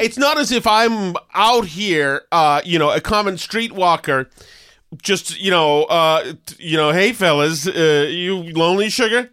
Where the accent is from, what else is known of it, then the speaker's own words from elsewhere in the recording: Winchester, Massachusetts, United States; Melrose and Winchester, which, which is my hometown